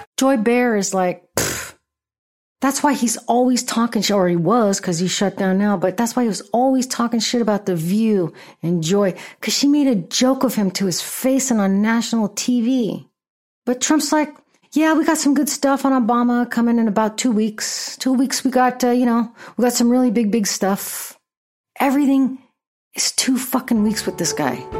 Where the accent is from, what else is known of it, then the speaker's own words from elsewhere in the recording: Bay Area, California, United States; That's my people. That's where I'm from